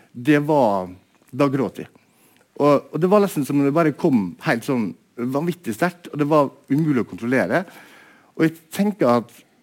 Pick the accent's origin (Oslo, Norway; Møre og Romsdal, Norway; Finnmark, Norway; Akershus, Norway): Møre og Romsdal, Norway; Molde; moved away as an adult; also born or lived in Bergen; Jeg kommer fra Molde og eh, vokste opp eh, på en måte i et litterært hjem